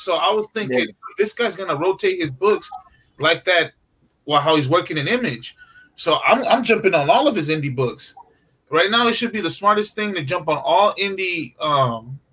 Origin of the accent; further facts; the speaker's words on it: California, United States; we're from California